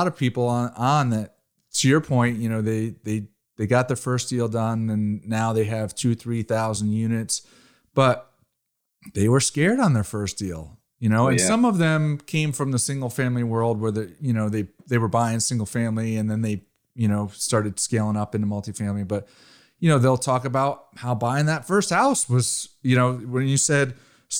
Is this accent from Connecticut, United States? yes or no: yes; Connecticut, United States; also born or lived in Rhode Island; I'm originally from Connecticut, so I'm pretty familiar with the East Coast. I went to the school, University of Rhode Island, and I grew up in Connecticut